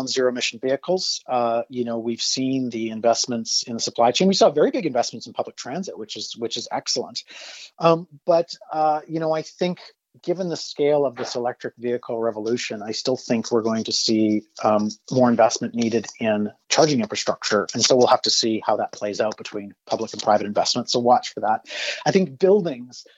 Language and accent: English; Saskatchewan, Canada; I'm from Saskatchewan